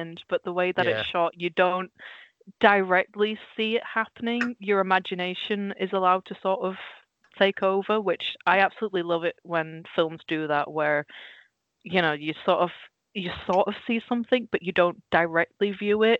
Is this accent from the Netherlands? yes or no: yes; Netherlands; moved away; I grew up in Holland, so our TV was basically everything in its original, you know, its native language, and then Dutch subtitles.